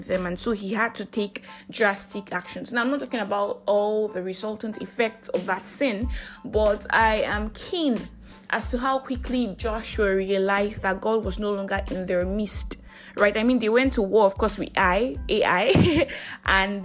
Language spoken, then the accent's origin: English; Nigeria; I am that Nigerian Christian Talkaholic